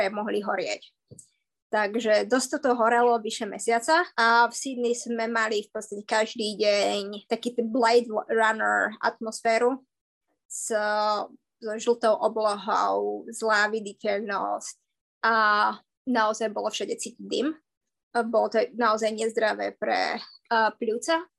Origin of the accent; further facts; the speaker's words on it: Poprad, Prešov Region, Slovakia; moved away as an adult; also born or lived in Canada; now in Australia; A ja som z Popradu. Z Popradu.